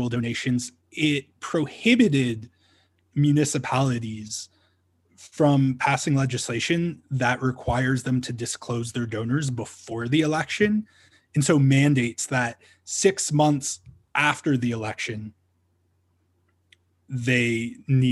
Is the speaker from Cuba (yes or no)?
no; Ontario, Canada; now in Calgary, Canada; I'm originally from Ontario